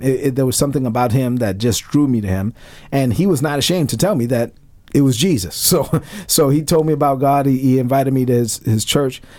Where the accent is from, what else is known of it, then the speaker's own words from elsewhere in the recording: New York City, New York, United States; moved away; growing up in Brooklyn